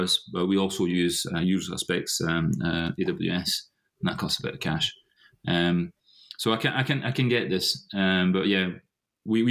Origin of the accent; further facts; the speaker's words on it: Paris, Île-de-France, France; moved away as an adult; now in Scotland, United Kingdom; I am half French, half Scottish, born and bred in France, in Paris. I moved to Scotland in 2005.